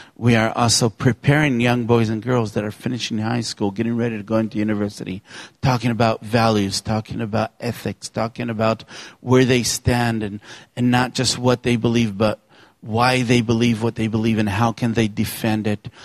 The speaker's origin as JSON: {"language": "English", "country": "Israel", "said": "for a young man growing up in Israel"}